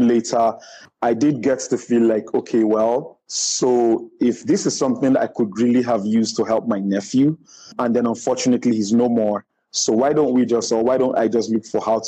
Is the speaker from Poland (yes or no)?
no; Nigeria; I'm a Nigerian